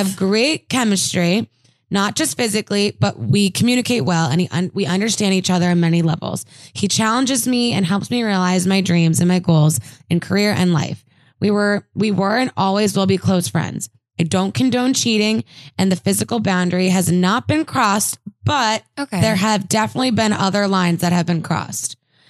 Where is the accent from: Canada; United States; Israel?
United States; Minnesota; I don't know why I have this accent all of a sudden. I'm from Minnesota.